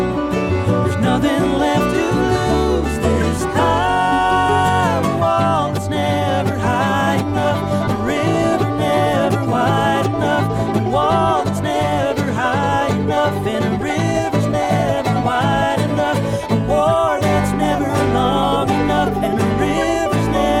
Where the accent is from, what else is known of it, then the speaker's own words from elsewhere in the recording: Ferndale, Michigan, United States; my hometown venue, Otis Supply in Ferndale, Michigan.